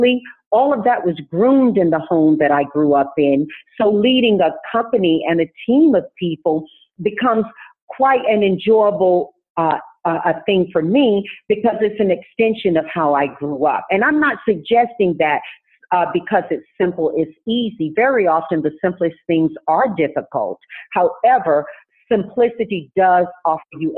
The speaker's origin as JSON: {"language": "English", "town": "Tarboro", "region": "North Carolina", "country": "United States", "tie": "born or raised there", "moved": "yes", "said": "I was raised in Tarboro, North Carolina, which is a very deep South community"}